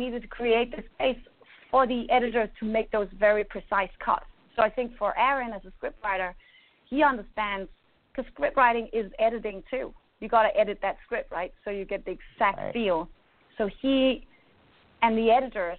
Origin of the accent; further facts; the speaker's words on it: Denmark; I grew up in Denmark. You know, I'm from a completely different culture.